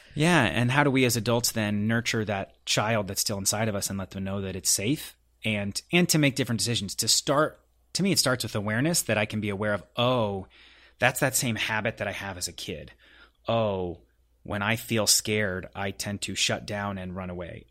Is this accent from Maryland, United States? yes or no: no; Denver, Colorado, United States; moved away as an adult; now in Los Angeles, United States; I was born and raised in Denver, Colorado.